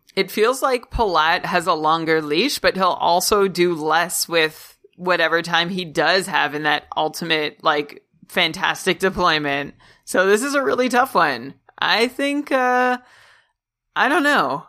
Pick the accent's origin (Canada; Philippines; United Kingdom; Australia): Canada; me as a Canadian